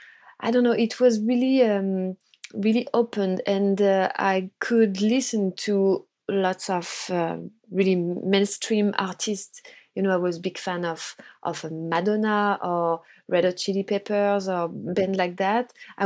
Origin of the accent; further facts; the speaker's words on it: Brittany, France; Actually, I was living in the countryside, you know, in Brittany, in on the west coast of France. So I was really surrounded by nature, by water, and I had a really nice childhood